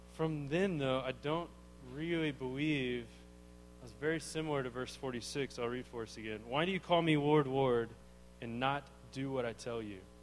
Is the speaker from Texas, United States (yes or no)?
yes; Arlington, Texas, United States; I grew up, yeah, in Arlington, Texas